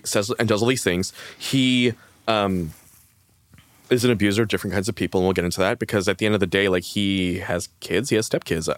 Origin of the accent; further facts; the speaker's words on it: Canada; as a Canadian